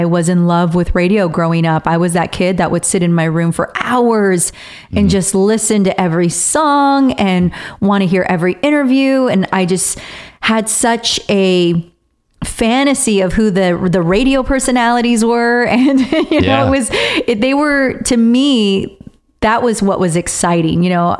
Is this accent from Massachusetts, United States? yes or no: no; Riverside, California, United States; Riverside, which is my hometown